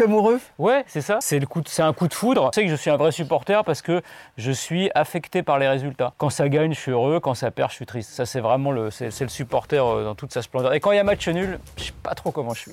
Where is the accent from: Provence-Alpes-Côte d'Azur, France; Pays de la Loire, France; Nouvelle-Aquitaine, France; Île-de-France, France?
Île-de-France, France; Paris; Je suis né à Paris, je suis parisien